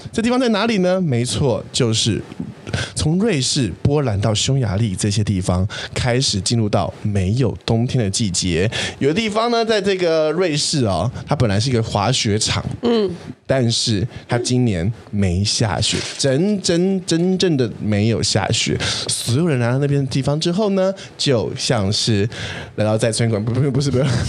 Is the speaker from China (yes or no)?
no; Taiwan; 我以前小时候在台湾生，那个当国小生的时候